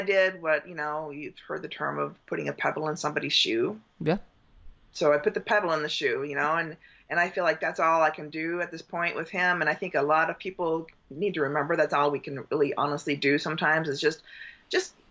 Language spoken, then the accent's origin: English; Southern California, United States; I was raised in Southern California